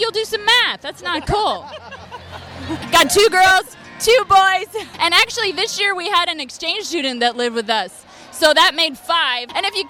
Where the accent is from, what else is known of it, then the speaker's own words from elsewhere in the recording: Oklahoma, United States; moved away as an adult; now in Nashville, United States; I am from Oklahoma, yeah. Been in Nashville about 5 years.